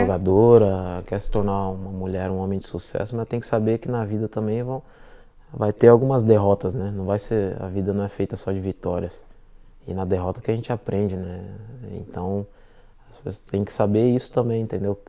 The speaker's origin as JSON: {"language": "Portuguese", "town": "Ribeirão Pires", "region": "São Paulo", "country": "Brazil", "tie": "born or raised there", "moved": "as an adult", "lives_now": "London, United Kingdom", "said": "minha cidade, onde eu nasci, Ribeirão Pires"}